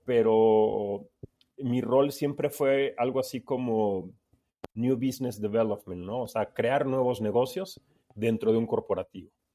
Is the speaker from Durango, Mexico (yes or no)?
no; Veracruz, Mexico; moved away as an adult; also born or lived in Mexico City; yo soy de Veracruz, pero me había cambiado a, Ciudad de México para estudiar